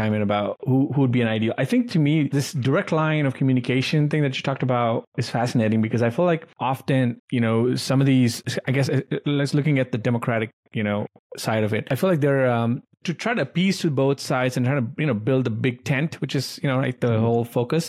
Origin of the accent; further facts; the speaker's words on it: India; now in United States; growing up in India